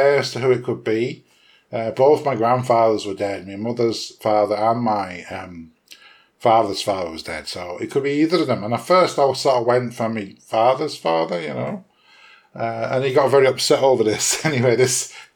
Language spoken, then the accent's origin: English; England, United Kingdom; accent: English; moved away as an adult; now in Ireland; I am English. I was born in England. I live in Ireland. I have lived in Ireland for over 20 years